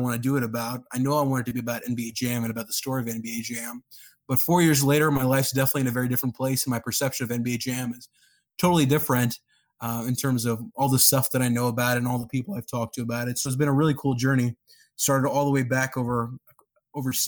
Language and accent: English; Karachi, Sindh, Pakistan; also born or lived in Dallas, Texas, United States; now in Columbus, United States; I was born in Dallas, grew up over there. Then I spent most of my time back in Karachi in the 90s over there